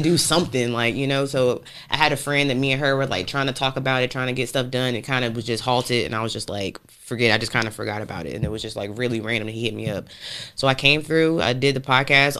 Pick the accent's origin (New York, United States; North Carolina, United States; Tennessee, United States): North Carolina, United States; Raleigh; also born or lived in Portsmouth, Virginia; we moved here when I was about three. I've been here my whole life, north side of Raleigh.